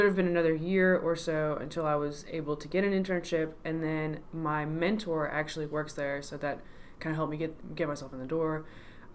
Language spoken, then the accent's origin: English; Baton Rouge, Louisiana, United States; I'm from Baton Rouge, Louisiana